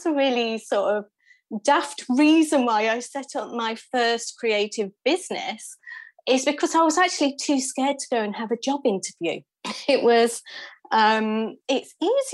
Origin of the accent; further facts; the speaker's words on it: United Kingdom; also born or lived in London; I moved from London back up here to sort of where I'm from in the middle of the UK.